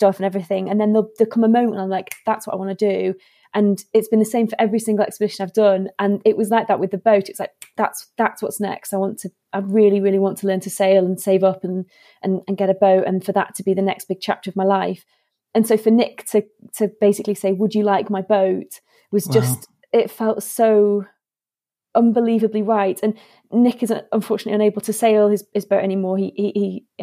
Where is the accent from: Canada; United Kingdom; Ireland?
United Kingdom; Warrington, North West England; I grew up in Warrington, which is between Manchester and Liverpool